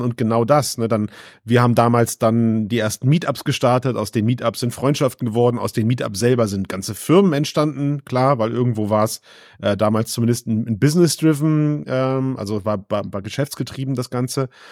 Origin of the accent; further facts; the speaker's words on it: Düsseldorf area, North Rhine-Westphalia, Germany; ich komm aus dem Düsseldorfer Raum